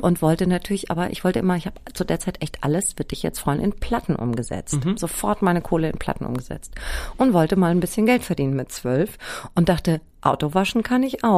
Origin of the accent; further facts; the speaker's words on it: Germany; ich bin ja im Spessart aufgewachsen, ne, auf so einem Dorf.